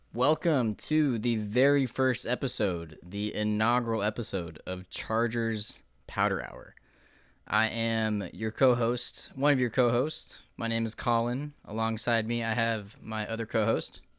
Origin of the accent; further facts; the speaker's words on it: Nebraska, United States; We are Midwesterns, Midwesterners, I should say. Um, both born and raised in Nebraska